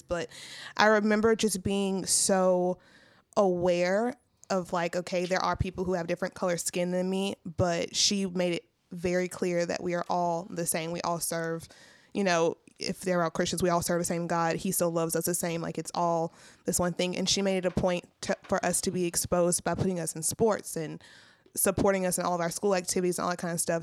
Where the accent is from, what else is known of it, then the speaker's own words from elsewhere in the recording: Zachary, Louisiana, United States; moved away; I grew up in Zachary, which is a very multicultural place, and then I moved here